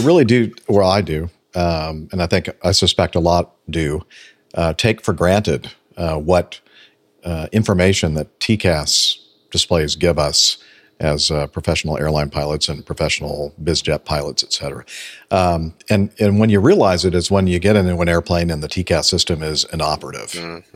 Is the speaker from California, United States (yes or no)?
yes; California, United States; where I grew up in California